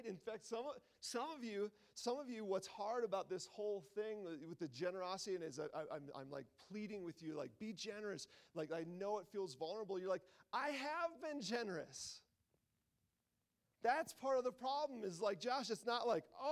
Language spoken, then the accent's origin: English; near Lake Michigan, Great Lakes, United States; I grew up near Lake Michigan.